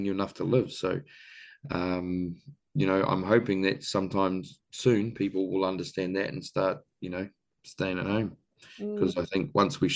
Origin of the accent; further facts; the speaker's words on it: Waipoua Forest, Northland, New Zealand; up in Waipua Forest, which is where I'm from